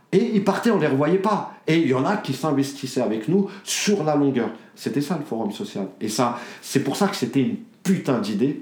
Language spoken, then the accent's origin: French; Dammarie-lès-Lys, Île-de-France, France; now in Choisy-le-Roi, France; il y a des petites villes comme chez nous, à Damarie, c'est 28 000 habitants